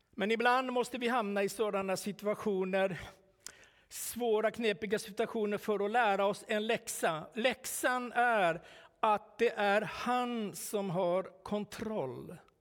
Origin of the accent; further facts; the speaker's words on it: Finland; moved away; also born or lived in Sweden; hemma i Finland